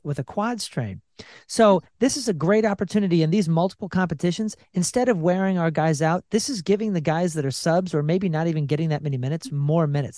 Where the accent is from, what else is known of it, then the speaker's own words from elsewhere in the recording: Missouri, United States; I'm from Missouri